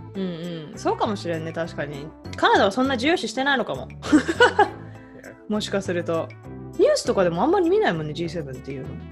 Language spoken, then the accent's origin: Japanese; Saitama, Japan; moved away; 埼玉です